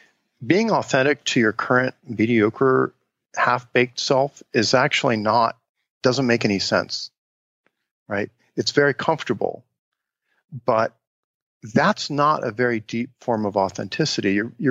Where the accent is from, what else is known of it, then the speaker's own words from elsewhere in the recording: Cincinnati, Ohio, United States; the way I grew up in Cincinnati, Ohio was we would go out on a Saturday morning and play in the neighborhood